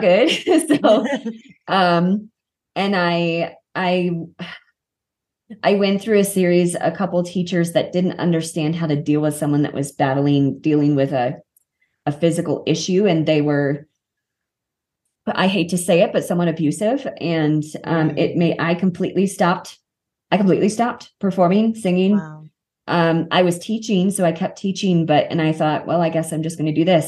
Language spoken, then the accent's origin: English; Kansas City, Missouri, United States; moved away as an adult; also born or lived in Los Angeles, United States; now in Colorado, United States; I grew up in Kansas City. Colorado is my actual home